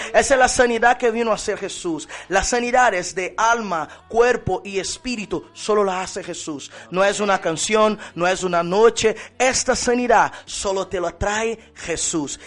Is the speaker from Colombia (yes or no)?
no; Brazil; moved away as an adult; now in Spain; soy brasileño, llevo 10 años aquí en España